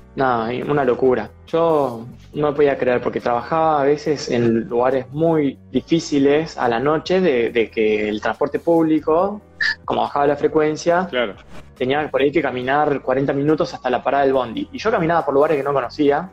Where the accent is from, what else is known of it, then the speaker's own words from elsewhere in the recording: Argentina; moved away as an adult; also born or lived in Australia; todos te preguntaban eh, por Argentina